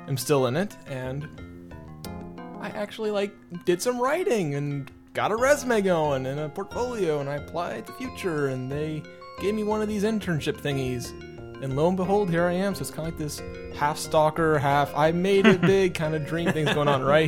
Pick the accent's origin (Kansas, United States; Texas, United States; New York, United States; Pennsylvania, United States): Kansas, United States; Because I live in Kansas. I'm from Kansas.